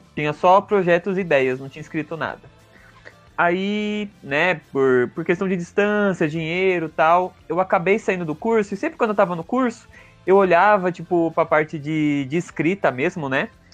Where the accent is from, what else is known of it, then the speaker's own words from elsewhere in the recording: Santo André, São Paulo, Brazil; Sou de Santo André